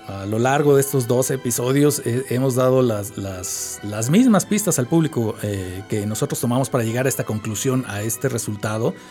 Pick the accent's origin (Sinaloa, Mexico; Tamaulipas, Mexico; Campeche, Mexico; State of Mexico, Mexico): State of Mexico, Mexico; Y, yo dije, ¿pero por qué en Tláhuac si yo vengo del Estado de México?